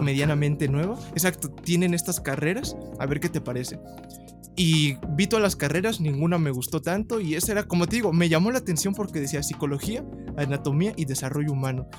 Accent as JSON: {"language": "Spanish", "town": "Ecatepec", "region": "State of Mexico", "country": "Mexico", "said": "soy del el Estado de México, El mejor lugar de todos, Ecatepec"}